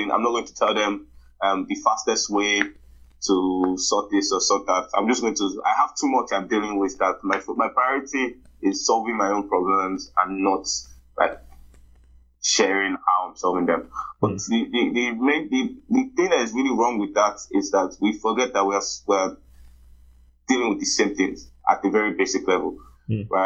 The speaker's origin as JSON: {"language": "English", "country": "Nigeria", "said": "Like as a Nigerian, you grow up learning to sort everything for yourself."}